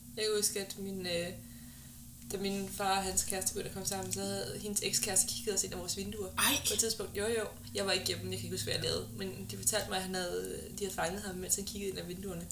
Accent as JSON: {"language": "Danish", "area": "near Havnsø", "region": "West Zealand", "country": "Denmark", "tie": "born or raised there", "said": "Ja, så der, hvor jeg er opvokset, er jo, øh, langt ude på landet, og det ligger næsten helt ud til, altså, kysten. Jeg tror, vi var to kilometer fra, fra Havnsø Strand"}